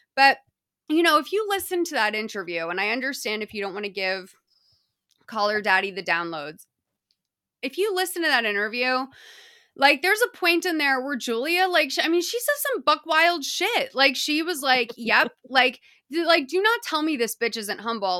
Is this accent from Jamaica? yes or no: no; Boston, Massachusetts, United States; moved away; You guys can still tell that I'm from Boston because of m, some of my vowel usage